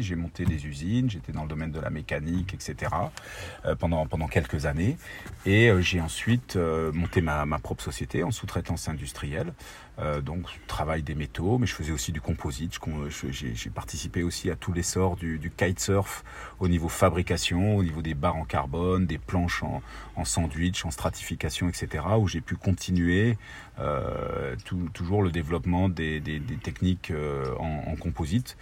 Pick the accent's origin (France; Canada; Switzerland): France; Ardennes, Grand Est; viens des, des Ardennes originellement. J'ai grandi là-bas. j'ai fait toute mon enfance.